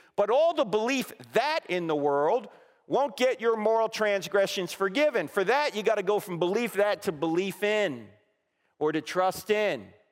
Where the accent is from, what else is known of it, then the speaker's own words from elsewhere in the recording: New Jersey, United States; moved away; I'm originally from New Jersey